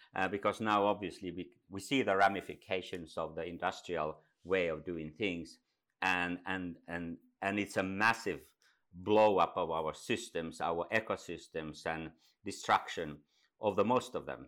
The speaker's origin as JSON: {"language": "English", "country": "Finland", "also_born_or_lived": "Dubai", "said": "I come from Finland, up in the north"}